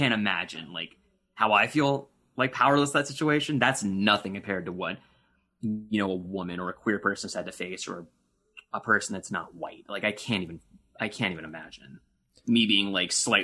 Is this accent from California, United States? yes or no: no; Florida, United States; I grew up in Florida